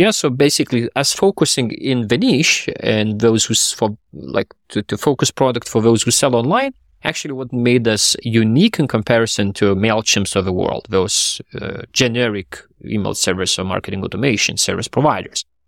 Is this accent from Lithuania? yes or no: yes; Lithuania; myself and then my co-founder, we are from Lithuania